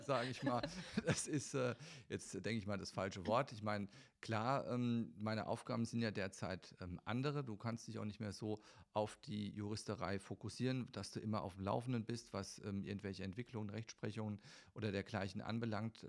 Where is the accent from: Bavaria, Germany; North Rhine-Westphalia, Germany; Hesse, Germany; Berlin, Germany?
Hesse, Germany; Friedberg; also born or lived in Ruhr area; ich bin in Friedberg, Hessen äh, geboren und bin in der Tat eigentlich ähm, größtenteils meines Lebens in Hessen im Einsatz gewesen